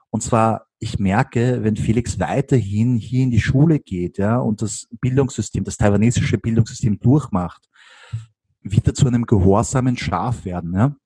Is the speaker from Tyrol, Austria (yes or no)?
no; Vienna, Austria; ich liebe Wien, Wien ist meine Heimat und habe auch meine Freunde und meine Familie hier.